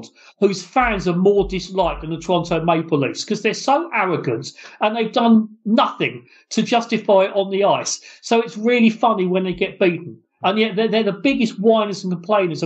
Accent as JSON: {"language": "English", "country": "United Kingdom", "said": "in country like Great Britain, where we don't really have the facilities and the rinks to do it"}